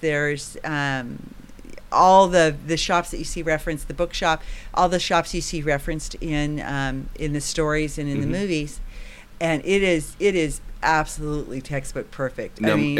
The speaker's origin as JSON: {"language": "English", "town": "San Jose", "region": "California", "country": "United States", "said": "We're from San Jose, California. So we're just south of San Francisco."}